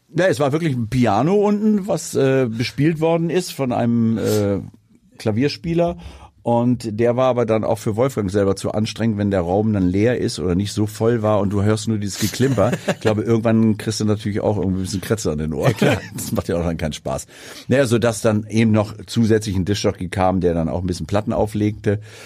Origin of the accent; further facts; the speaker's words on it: Hanover, Lower Saxony, Germany; moved away as an adult; now in Sylt, Germany; ich komme ja aus Hannover, also beziehungsweise meine, meine, meine Jugend habe ich in Hannover verbracht, habe meine Schulausbildung dort gemacht